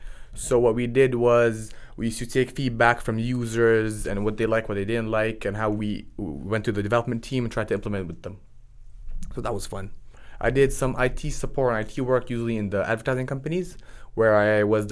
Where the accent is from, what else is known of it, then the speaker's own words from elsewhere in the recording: Florida, United States; born there; also born or lived in Jordan / Dubai / Portsmouth; now in Texas, United States; I was born in Florida, moved out of there, went to the Middle East, went to Jordan, Dubai, did high school over there, then moved to Europe, to Portsmouth